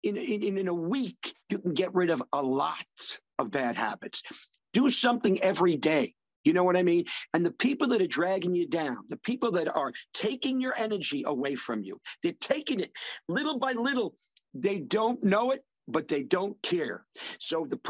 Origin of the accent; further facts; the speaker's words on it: Long Island, New York, United States; I'm from New York City, from Long Island originally